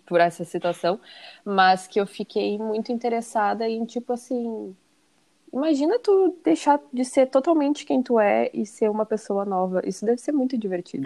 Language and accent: Portuguese; Porto Alegre, Rio Grande do Sul, Brazil; Eu sou de Porto Alegre e moro em Porto Alegre